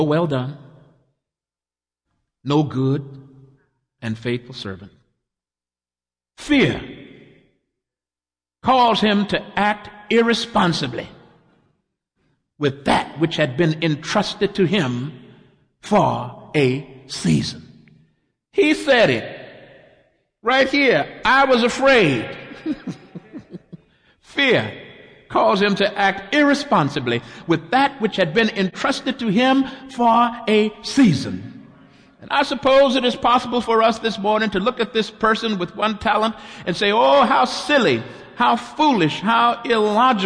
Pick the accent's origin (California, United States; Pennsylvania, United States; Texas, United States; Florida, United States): Texas, United States; my home state of Texas